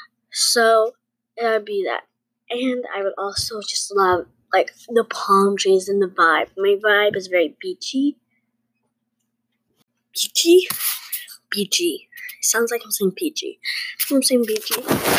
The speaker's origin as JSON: {"language": "English", "region": "New York", "country": "United States", "said": "Well, I'm not even from here. I'm from New York."}